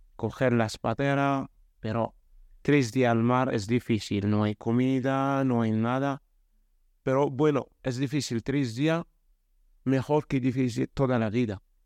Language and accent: Spanish; Morocco; Spanish is a second language; now in Spain; yo soy de Marruecos, soy joven